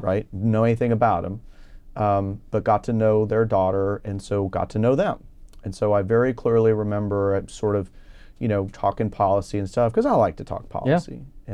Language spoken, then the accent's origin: English; Houston, Texas, United States; also born or lived in Minnesota / St. Louis, Missouri; I was uh, born uh, in Minnesota, outside the Twin Cities, and I moved to the Houston area when I was five.